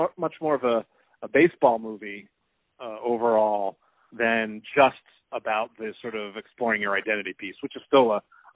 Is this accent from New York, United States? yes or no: no; New Jersey, United States; We grew up in Young Judea together. And in fact, Daniel Miller succeeded me on our regional board in New Jersey, Young Judea.